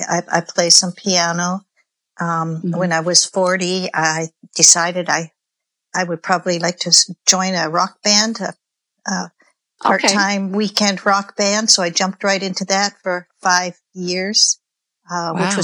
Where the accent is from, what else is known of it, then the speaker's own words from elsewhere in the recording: Canada; I'm Canadian